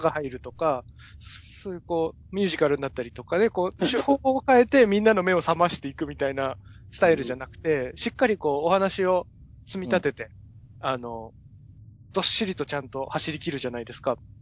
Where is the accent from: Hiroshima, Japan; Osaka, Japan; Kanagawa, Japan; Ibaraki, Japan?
Ibaraki, Japan; Ushiku; 僕、茨城の牛久で育ったんですけど